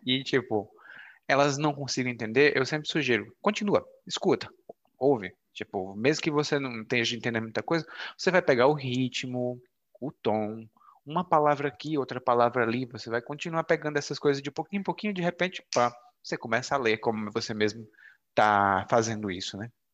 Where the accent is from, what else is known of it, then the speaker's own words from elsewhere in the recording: Brazil; first language Portuguese; sou brasileiro e falo português como idioma materno